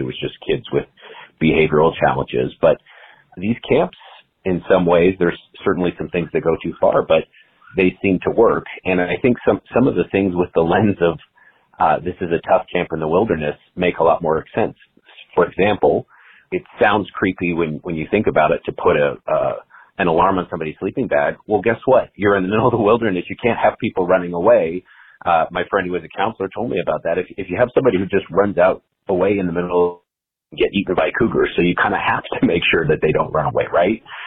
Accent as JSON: {"language": "English", "region": "Utah", "country": "United States", "tie": "born or raised there", "moved": "yes", "said": "I grew up in Utah. I don't live there now"}